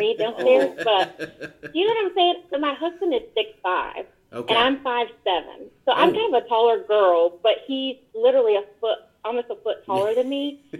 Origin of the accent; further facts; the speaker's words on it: Roanoke Rapids, North Carolina, United States; moved away as an adult; also born or lived in Greensboro, North Carolina; now in Washington, D.C., United States; I'm from a place in eastern North Carolina, it's called Roanoke Rapids